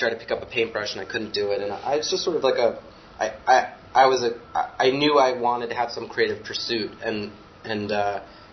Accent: Westchester, New York, United States; I grew up in Westchester, like an hour north of New York City

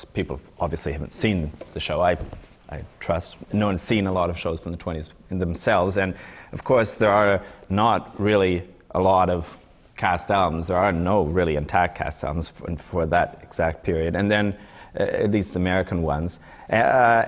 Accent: Canada; we're Canadian, the writers

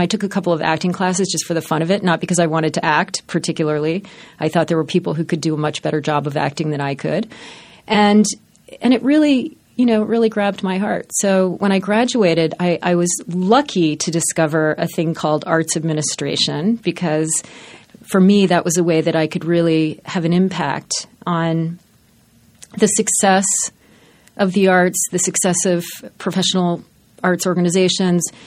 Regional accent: Baltimore, Maryland, United States; In Baltimore. I grew up in Baltimore.

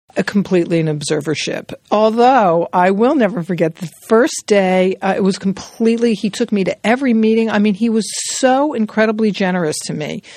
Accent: New York City, New York, United States; I grew up in New York City, born and bred in Manhattan

